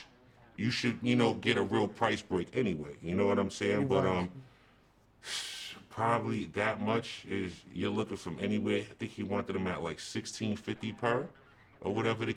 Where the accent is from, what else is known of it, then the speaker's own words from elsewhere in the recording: East Coast, United States; I'm from the East Coast.